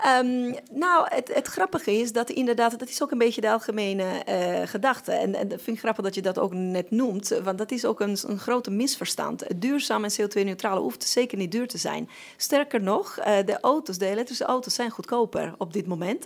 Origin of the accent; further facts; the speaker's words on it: Sardinia, Italy; now in Netherlands; ik hoor wel op Sardinië, ik ben wel Italiaans, ik voel me nog steeds 100% Italiaans